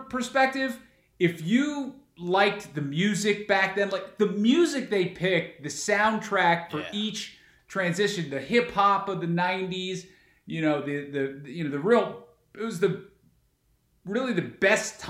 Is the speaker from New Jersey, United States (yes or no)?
yes; New Jersey, United States; now in Chicago, United States; I grew up in New Jersey.